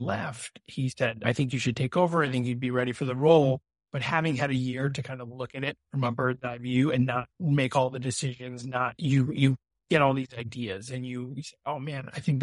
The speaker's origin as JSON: {"language": "English", "town": "Brunswick", "region": "Maine", "country": "United States", "tie": "born or raised there", "moved": "yes", "said": "So I grew up in Brunswick, a local. I lived 10 minutes from Bowdoin."}